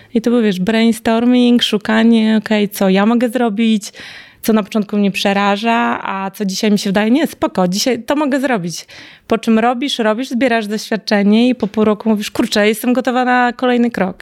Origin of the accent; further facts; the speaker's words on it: Białystok, Podlaskie Voivodeship, Poland; w moim rodzinnym mieście w Białymstoku